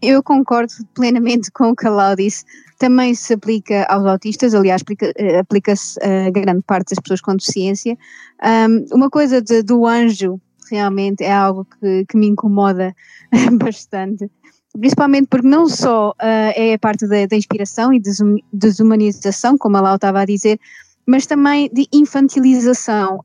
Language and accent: Portuguese; Portugal; now in United Kingdom; sou portuguesa, mas vivo no Reino Unido